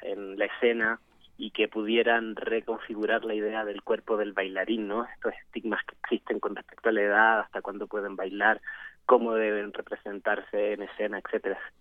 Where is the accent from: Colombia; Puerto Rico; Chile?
Chile; now in Mexico; yo soy chileno también